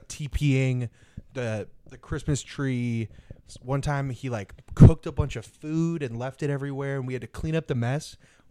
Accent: Connecticut, United States; also born or lived in Texas; now in Dallas, United States; Ever since I moved from Connecticut to Texas

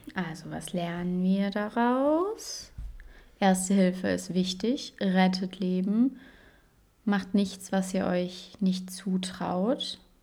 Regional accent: Saxony, Germany; bei uns in Sachsen

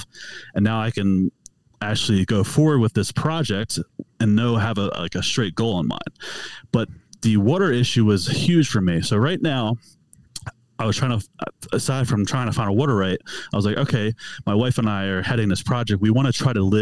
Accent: Philadelphia, Pennsylvania, United States; moved away as an adult; now in Utah, United States; I'm born and raised out of Philadelphia. So I'm from the East Coast

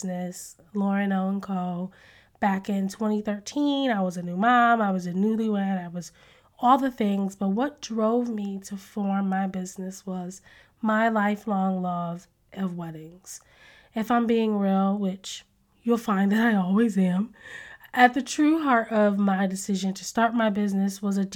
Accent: Connecticut, United States; I'm originally from Connecticut

